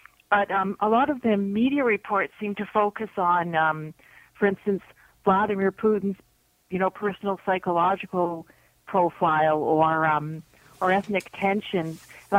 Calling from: Toronto, Ontario, Canada; I'm calling from Toronto.

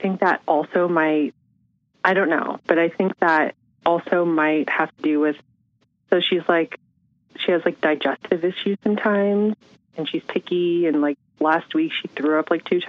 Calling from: San Francisco, California, United States; I'm from San Francisco. Oh, my God. Perfect. I'm from San Francisco, California.

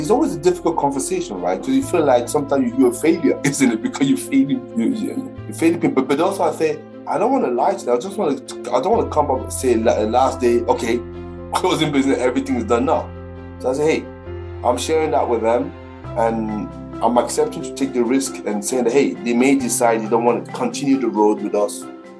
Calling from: Brentwood, East of England, United Kingdom; So I'm sitting here in my place in Brentwood in the UK.

